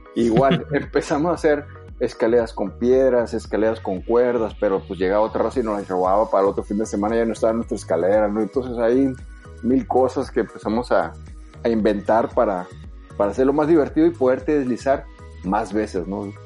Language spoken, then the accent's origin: Spanish; Sonora, Mexico; soy de ahí